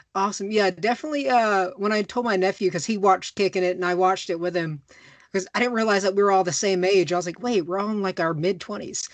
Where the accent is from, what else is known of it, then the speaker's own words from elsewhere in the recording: Macon, Georgia, United States; I'm like the middle of Georgia. I'm from Macon